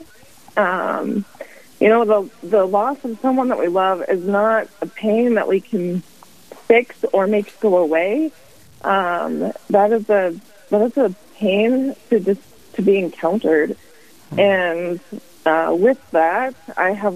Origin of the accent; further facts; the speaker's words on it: Spearfish, South Dakota, United States; also born or lived in Rapid City, South Dakota; I am a South Dakota native. My husband and I grew up in Spearfish.